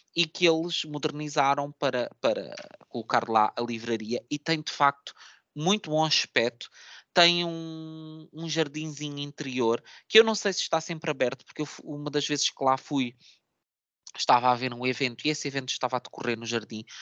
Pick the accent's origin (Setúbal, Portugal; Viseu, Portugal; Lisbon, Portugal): Setúbal, Portugal; minha cidade natal, que é Setúbal